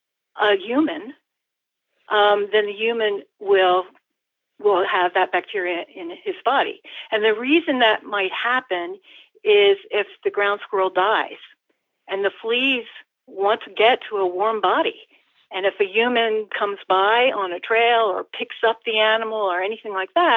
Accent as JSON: {"language": "English", "town": "Ithaca", "region": "New York", "country": "United States", "tie": "born or raised there", "said": "my hometown of Ithaca, New York"}